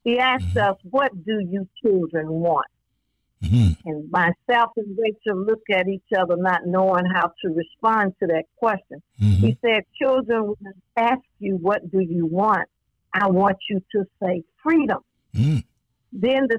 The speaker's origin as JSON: {"language": "English", "town": "Selma", "region": "Alabama", "country": "United States", "tie": "born or raised there", "said": "that little girl growing up in Selma, Alabama."}